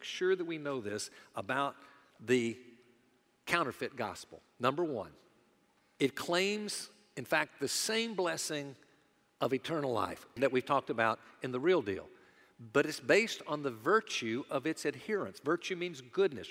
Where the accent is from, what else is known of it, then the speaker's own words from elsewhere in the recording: the American South, United States; those of us that are Southerners